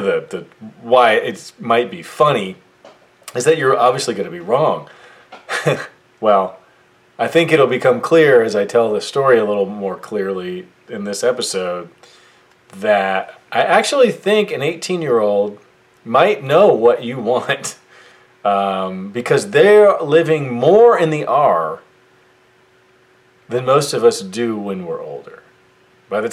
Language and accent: English; United States; I was born in the United States of America